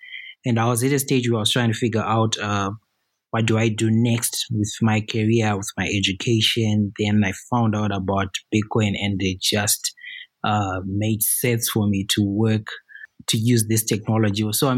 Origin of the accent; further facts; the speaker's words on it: Harare, Zimbabwe; English is a second language; I'm from Zimbabwe. That's where I am right now, in Harare.